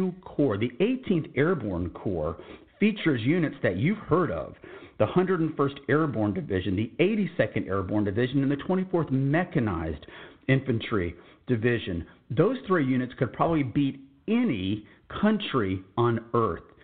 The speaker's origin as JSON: {"language": "English", "town": "San Antonio", "region": "Texas", "country": "United States", "said": "I'm from San Antonio, Texas"}